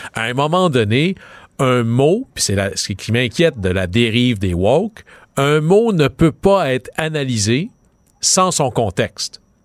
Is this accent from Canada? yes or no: yes; Quebec, Canada; mon coin de pays, au Saguenay-Lac-Saint-Jean